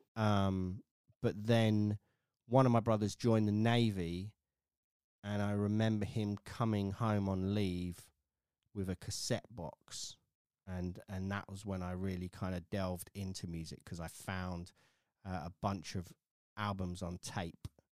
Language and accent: English; village outside of Wokingham, South East England, United Kingdom; I grew up in a little sort of village outside of Wokingham, which is outside of Reading.